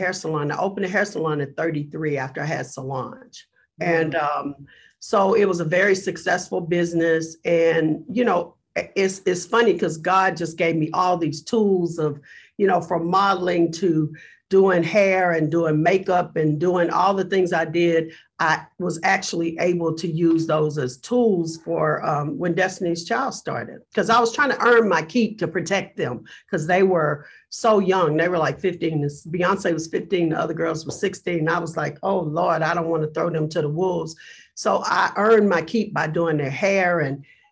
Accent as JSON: {"language": "English", "town": "Galveston", "region": "Texas", "country": "United States", "tie": "born or raised there", "said": "I grew up really poor in Galveston, Texas, which is like a little tiny town"}